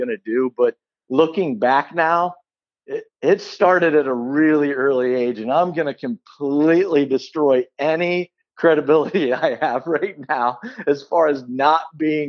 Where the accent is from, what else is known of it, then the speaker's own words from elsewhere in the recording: Beloit, Ohio, United States; I was born in a small town just outside of Canton, Ohio, called Beloit, Ohio. That's where I was born and raised